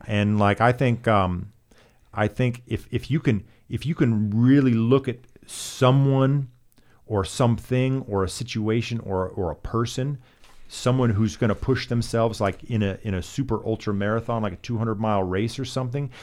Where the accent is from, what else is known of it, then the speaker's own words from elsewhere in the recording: Alaska, United States; now in Los Angeles, United States; I'm from Alaska